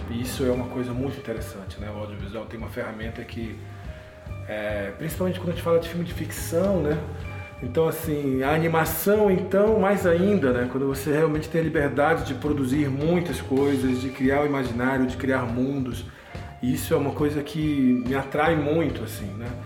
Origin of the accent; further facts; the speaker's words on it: Belém, Pará, Brazil; also born or lived in Manaus; now in Brasília, Brazil; eu sou de Belém do Pará. Atualmente estou morando aqui em Brasília desde 2017